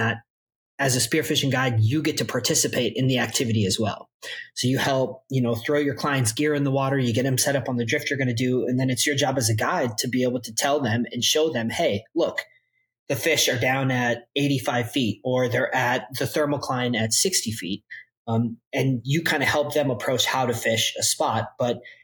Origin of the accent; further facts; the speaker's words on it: Minnesota, United States; moved away as an adult; also born or lived in San Diego / Catalina Island; I was born and raised in Minnesota.